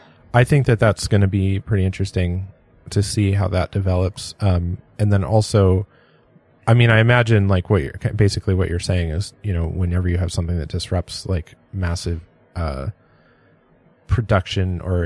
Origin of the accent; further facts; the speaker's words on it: San Diego, California, United States; I grew up in San